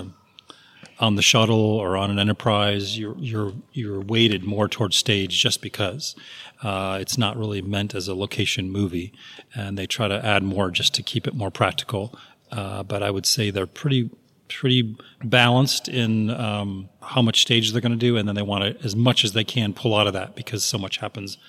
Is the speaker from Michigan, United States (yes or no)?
yes; Michigan, United States; I'm from Michigan. Michigan. Small little town